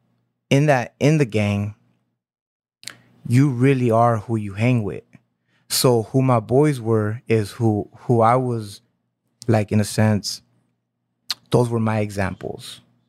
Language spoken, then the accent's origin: English; Santa Ana, California, United States; I was born in Santa Ana.